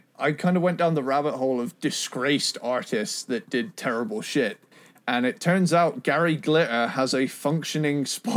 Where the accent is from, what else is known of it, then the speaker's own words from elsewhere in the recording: United Kingdom; because I'm a British guy